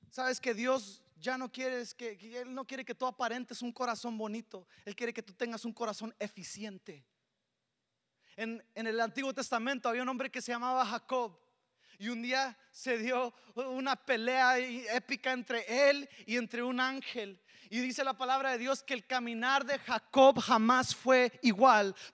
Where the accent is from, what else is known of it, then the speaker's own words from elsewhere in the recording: Mexico; Yo le robé a mi esposa también esta harina para las tortillas porque soy mexicano. Y como buen mexicano jamás faltan las tortillas en casa, ¿verdad?